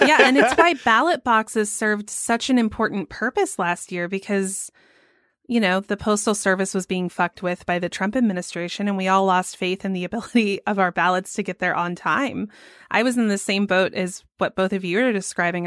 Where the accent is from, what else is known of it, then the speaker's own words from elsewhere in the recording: Georgia, United States; here in my home state of Georgia